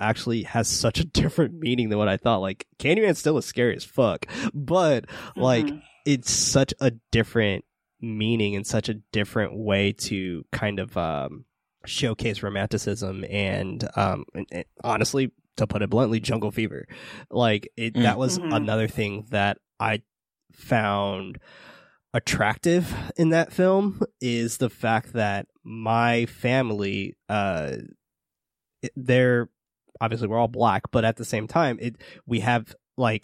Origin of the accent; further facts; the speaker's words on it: San Francisco, California, United States; I grew up in the hood in San Francisco